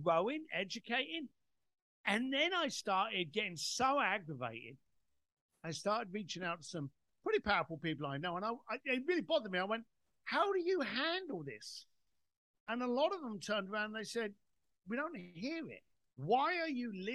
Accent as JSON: {"language": "English", "country": "United Kingdom", "said": "I'm British"}